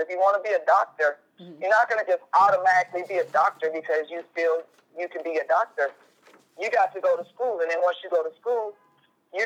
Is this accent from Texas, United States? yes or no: no; Tulsa, Oklahoma, United States; We're both from Tulsa. We're both from T-Town.